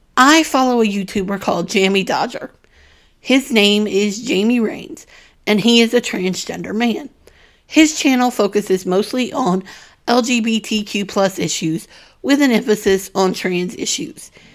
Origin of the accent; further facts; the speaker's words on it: the Bible Belt, United States; Growing up in the Bible Belt